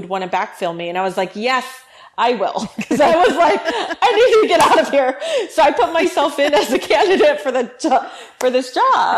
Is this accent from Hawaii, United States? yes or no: yes; Hawaii, United States; moved away as an adult; now in California, United States; I was born and raised in Hawaii, went to school all the way through university out there